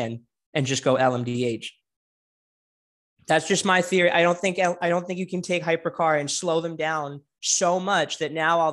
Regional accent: United States; as an American

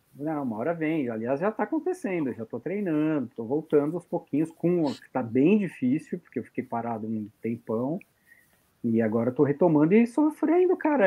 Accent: São Paulo, Brazil; eu sou paulistano

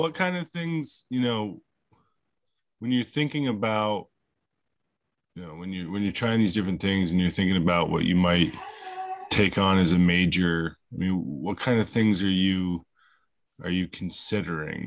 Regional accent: Vermont, United States; I'm from Vermont, okay? So it's Donder up here, bud.

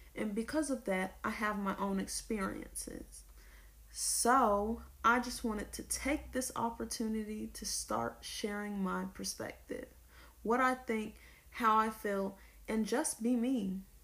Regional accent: Lawrenceville, Georgia, United States; I am from Lawrenceville, Georgia

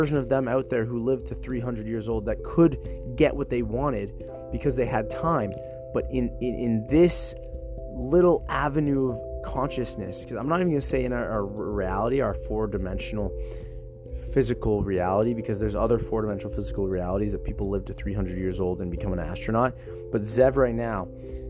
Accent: Canada; I identify as a Canadian who's in the fitness industry

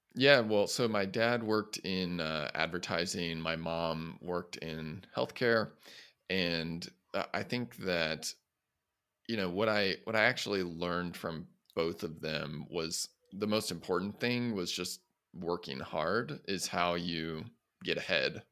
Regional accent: Midwest, United States; I grew up in the Midwest

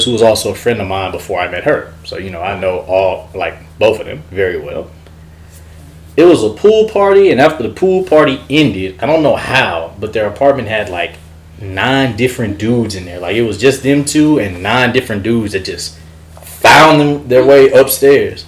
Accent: Mosey, Texas, United States; I'm from Mosey, Texas, and my father's side's from Louisiana

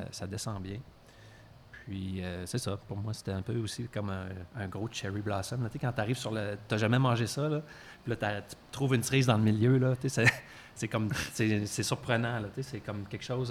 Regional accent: Quebec City, Quebec, Canada; moved away; je viens aussi de Québec à l'origine

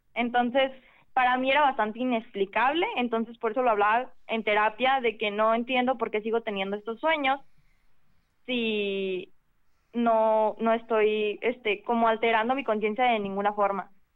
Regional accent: Guadalajara, Jalisco, Mexico; de Guadalajara

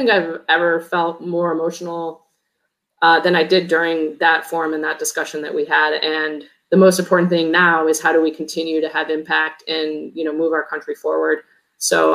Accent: Chicago, Illinois, United States; moved away as an adult; I grew up in Chicago.

